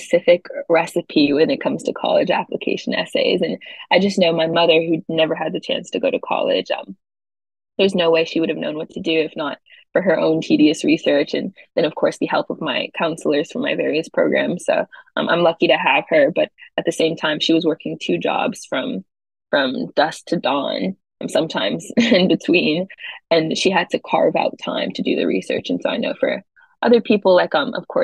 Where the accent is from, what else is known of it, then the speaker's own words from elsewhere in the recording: Charlotte, North Carolina, United States; moved away as an adult; now in New York, United States; I originally come a lot further south. I'm from Charlotte, North Carolina